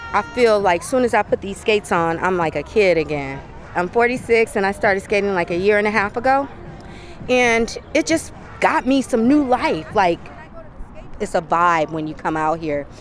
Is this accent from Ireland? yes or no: no; Flint, Michigan, United States; now in Bay Area, United States; I grew up on gospel. I grew up on R&B. I'm from Flint